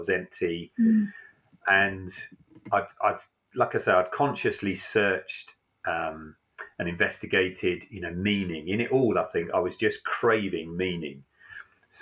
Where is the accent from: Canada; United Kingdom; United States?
United Kingdom; Isle of Wight, South East England; moved away as an adult; now in Rugby, United Kingdom; So I grew up on the Isle of Wight, which, if you know it, I have to say is a rough hood.